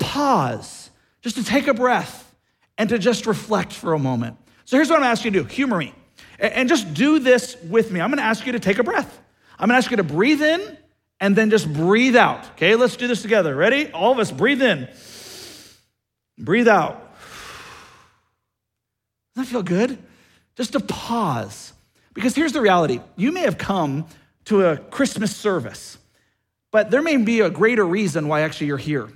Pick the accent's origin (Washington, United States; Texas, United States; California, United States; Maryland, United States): Washington, United States; Seattle; I grew up in Seattle, so I lived through the pain and the suffering